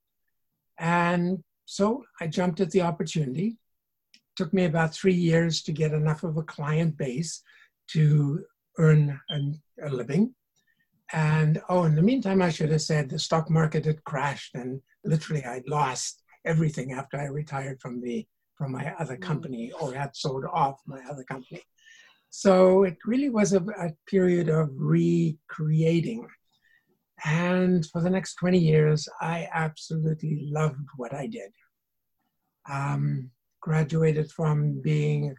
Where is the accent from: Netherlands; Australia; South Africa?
South Africa; moved away as an adult; now in Canada; I grew up in South Africa